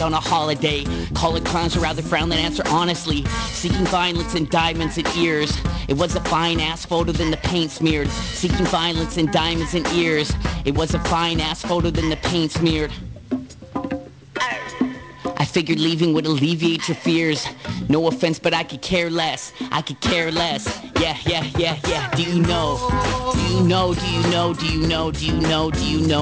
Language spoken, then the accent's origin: English; Nanaimo, British Columbia, Canada; moved away; I'm from Nanaimo